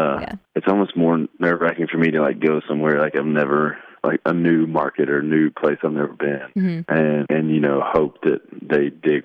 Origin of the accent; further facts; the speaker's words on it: Shreveport, Louisiana, United States; So Friday night, I'm playing my hometown for the first time since I've started playing music.